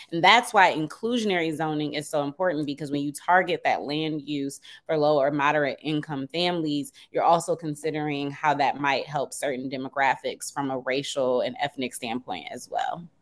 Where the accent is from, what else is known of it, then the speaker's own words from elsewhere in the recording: Detroit, Michigan, United States; now in Washington, D.C., United States; I live in D C, but I'm originally from Detroit